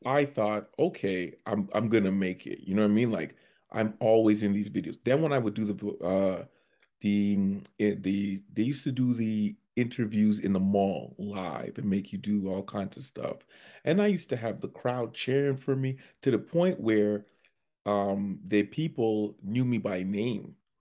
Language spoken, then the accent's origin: English; Scarborough, Ontario, Canada; moved away as an adult; now in Edmonton, Canada; I'm actually from Scarborough, Ontario